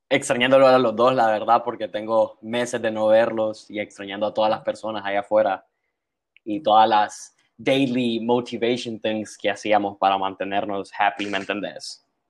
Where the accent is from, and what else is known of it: San Pedro Sula, Cortés, Honduras; born or raised there